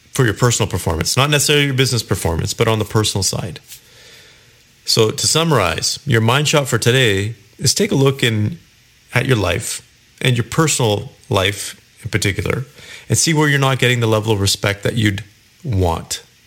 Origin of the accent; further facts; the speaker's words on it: Kelowna, British Columbia, Canada; moved away; I went back to my hometown, Kelowna, British Columbia, several weeks ago.